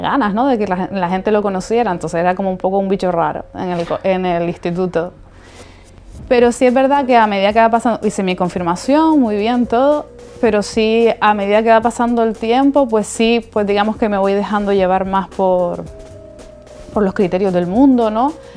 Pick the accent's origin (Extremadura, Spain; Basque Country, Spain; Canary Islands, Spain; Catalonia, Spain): Canary Islands, Spain; Las Palmas de Gran Canaria; soy de Las Palmas de Gran Canaria